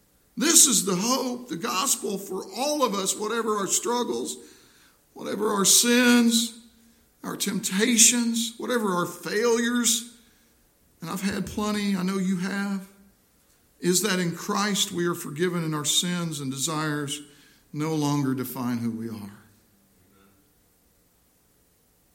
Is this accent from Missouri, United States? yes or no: yes; Missouri, United States; my home state of Missouri